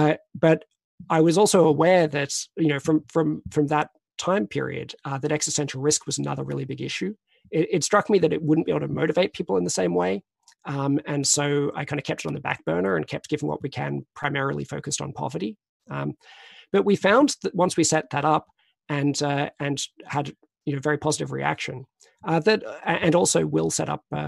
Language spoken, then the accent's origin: English; Australia; moved away as an adult; now in Oxford, United Kingdom; I came to Oxford from Australia in 2003.